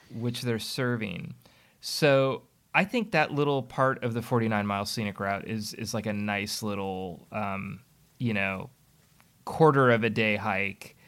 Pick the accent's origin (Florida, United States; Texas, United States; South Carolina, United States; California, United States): California, United States; Burlingame; now in Alameda, United States; I grew up in Burlingame